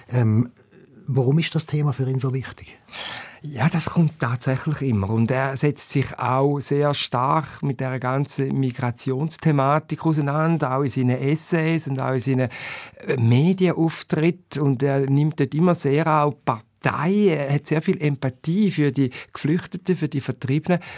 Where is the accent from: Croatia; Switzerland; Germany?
Switzerland; born there; Also wir sind in der Schweiz geboren, du Katja, bist in Deutschland geboren da ist vieles schon mal sehr gut.